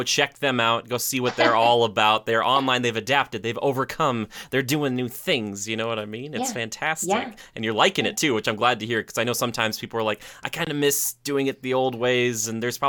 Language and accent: English; Minnesota, United States; I'm from Minnesota or Minnesota.